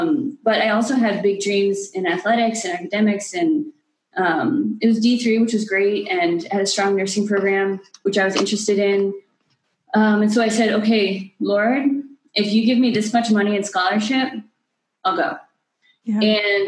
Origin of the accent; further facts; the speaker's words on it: Maine, United States; originally from Maine. I grew up in the sticks, they call it.